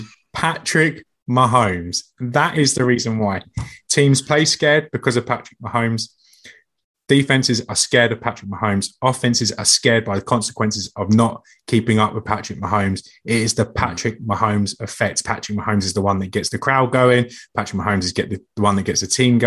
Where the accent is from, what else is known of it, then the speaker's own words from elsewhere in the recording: England, United Kingdom; being English